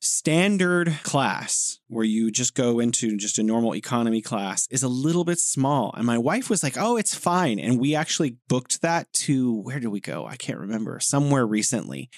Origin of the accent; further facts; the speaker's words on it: United States; as an American